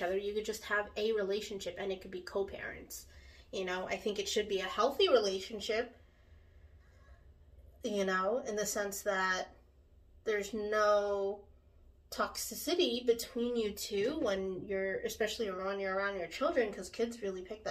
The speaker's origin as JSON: {"language": "English", "country": "United States", "said": "I'm a Filipino American, but of course I very much identify with Filipino culture and Filipino people."}